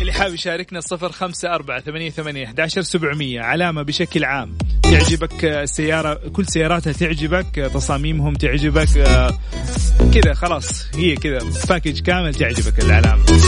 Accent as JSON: {"language": "Arabic", "country": "Saudi Arabia", "said": "عندنا في المملكة العربية السعودية"}